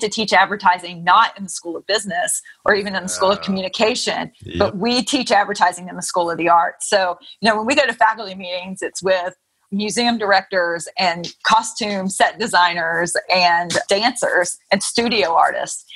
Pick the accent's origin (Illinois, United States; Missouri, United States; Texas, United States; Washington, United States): Texas, United States; also born or lived in Philadelphia area; I grew up here in Texas, went to school in Texas, and then ended up moving to the East Coast and working in the Philadelphia area for a while as a Texan